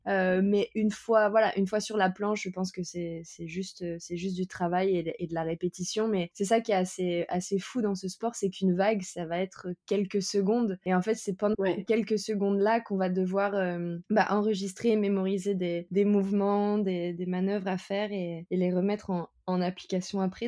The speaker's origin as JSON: {"language": "French", "country": "France", "said": "je suis française"}